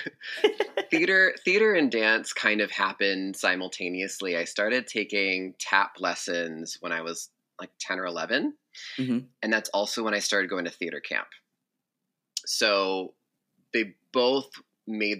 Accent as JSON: {"language": "English", "region": "Massachusetts", "country": "United States", "said": "I'm from Massachusetts"}